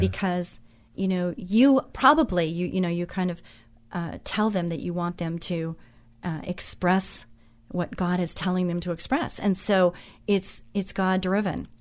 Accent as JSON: {"language": "English", "area": "Orange County", "region": "California", "country": "United States", "tie": "born or raised there", "said": "I grew up in Orange County"}